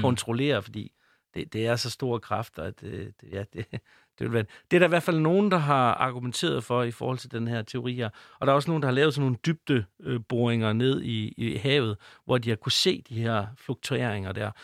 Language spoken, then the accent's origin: Danish; North Jutland, North Denmark Region, Denmark; accent: North Jutlandic; nu kommer jeg fra Nordjylland, det ved jeg ikke, om I kan høre, men jeg har sådan, måske en, sådan en lille anxi-, accent med, med noget nordjysk.